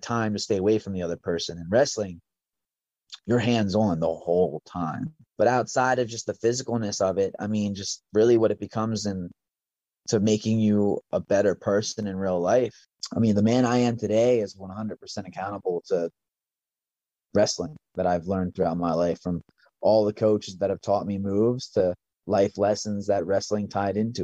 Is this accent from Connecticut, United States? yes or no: no; Hummelstown, Pennsylvania, United States; born and raised. I went to Lowerdorf in high school.